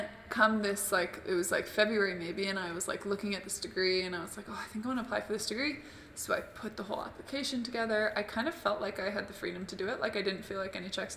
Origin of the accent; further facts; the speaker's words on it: Calgary, Alberta, Canada; I'm from Calgary, actually. I'm going back there in a week